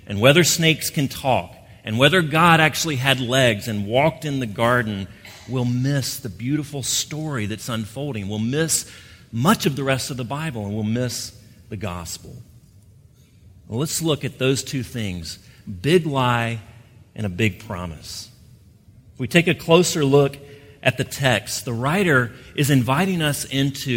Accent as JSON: {"language": "English", "region": "Gulf Coast", "country": "United States", "tie": "born or raised there", "moved": "yes", "said": "I grew up on the Gulf Coast"}